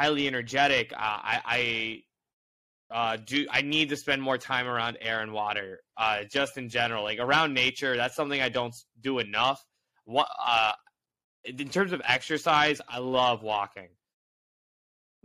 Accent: Indianapolis, Indiana, United States; moved away as an adult; now in New York, United States; I grew up in Indianapolis

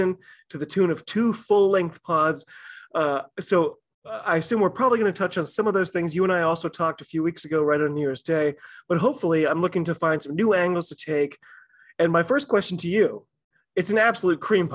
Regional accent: United States; I'm an American rugby fan

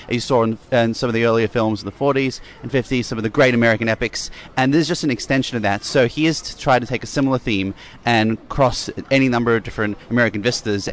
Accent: Sydney, New South Wales, Australia; we're from Sydney

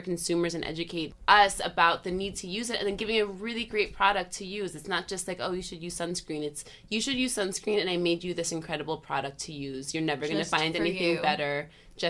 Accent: Sullivan County, the Catskills, New York, United States; now in Brooklyn, United States; I'm from Sullivan County in the Catskills

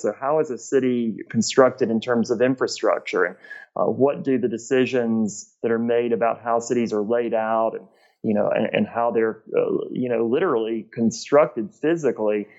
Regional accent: Gainesville, Georgia, United States; moved away as an adult; also born or lived in South Carolina; now in Cleveland, United States; I'm originally from Gainesville, Georgia, um, which is in northeast Georgia between Atlanta and the um, Appalachian Mountains

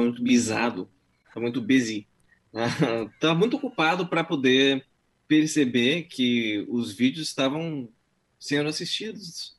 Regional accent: Brazil; now in United States; eu achei que todo mundo sabia que eu era brasileiro

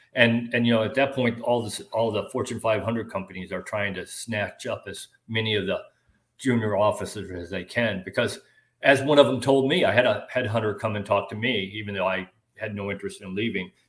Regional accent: Kirkland, Illinois, United States; moved away as an adult; now in Florida, United States; I grew up uh, about 90 miles northwest of Chicago in a small little farm town called Kirkland, Illinois, 1,200 people

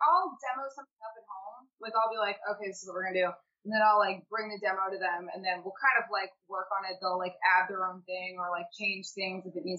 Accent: Delaware, United States; moved away as an adult; now in Philadelphia, United States; I'm from Delaware. I was born and raised in Delaware, and then I came to Philly for college.

